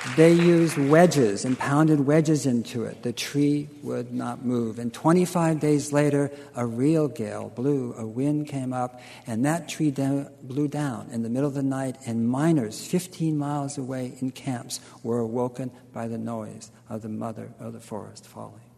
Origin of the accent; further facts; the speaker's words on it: California, United States; being Californian and, and, and going back many generations